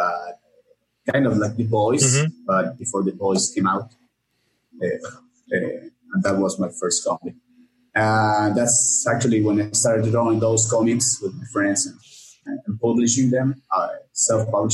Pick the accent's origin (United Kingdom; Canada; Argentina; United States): Argentina; also born or lived in Córdoba, Argentina; I'm from Argentina. I live in the city of Cordoba